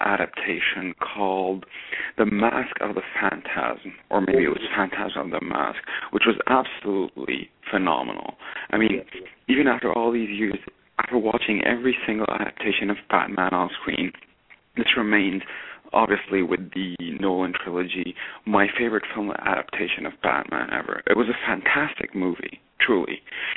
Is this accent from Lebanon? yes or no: yes; Lebanon; moved away; I grew up in Lebanon